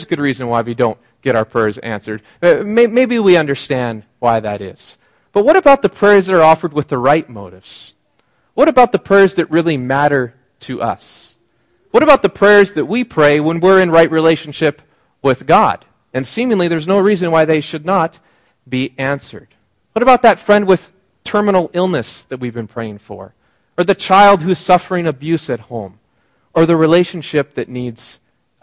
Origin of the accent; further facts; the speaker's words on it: Seattle area, Washington, United States; moved away as an adult; now in British Columbia, Canada; I went home. My parents live outside of Seattle, and I was commuting to Seattle. And because I wasn't a regular in the area, my hometown